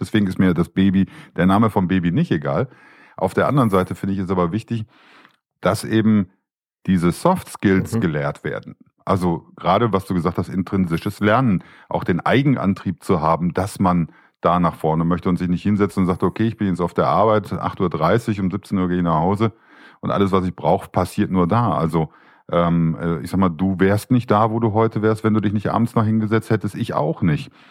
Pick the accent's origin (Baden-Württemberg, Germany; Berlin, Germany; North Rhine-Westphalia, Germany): North Rhine-Westphalia, Germany; Düsseldorf; Ich bin ja geborener Düsseldorfer